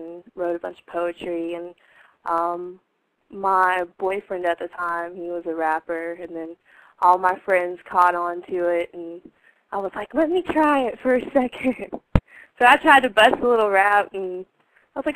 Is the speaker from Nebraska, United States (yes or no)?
no; Asheville, North Carolina, United States; moved away as an adult; now in Baltimore, United States; I'm always repping North Carolina. I'm actually hail from Asheville